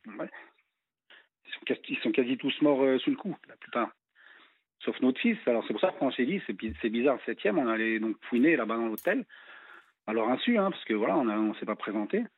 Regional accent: France

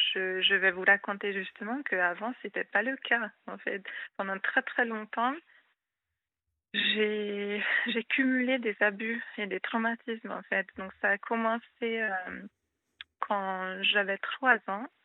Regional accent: Hungary; first language Hungarian; French is a second language; moved away as an adult; now in France; je suis hongroise.

